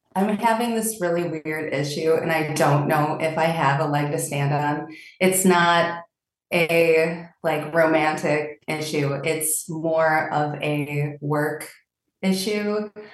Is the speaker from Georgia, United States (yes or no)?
no; Milwaukee, Wisconsin, United States; also born or lived in a small town; I did grow up in a small town, but my formative years were in Milwaukee